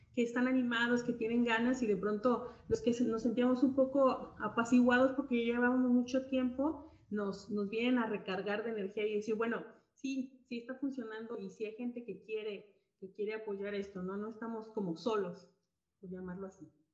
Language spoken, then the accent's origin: Spanish; Guadalajara, Jalisco, Mexico; Yo soy de, de Guadalajara, Jalisco